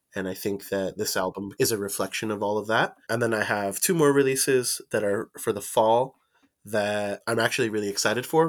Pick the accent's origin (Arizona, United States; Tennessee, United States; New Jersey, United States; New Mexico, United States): Arizona, United States; Mesa; moved away as an adult; also born or lived in Phoenix, Arizona / Fountain Hills, Arizona; now in Tucson, United States; I was born in Mesa, Arizona, and then I grew up predominantly in the, in the city of Mesa, South Phoenix